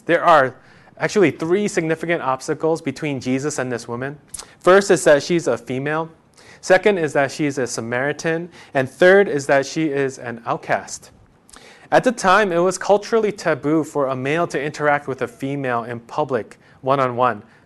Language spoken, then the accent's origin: English; New York, United States; I'm from New York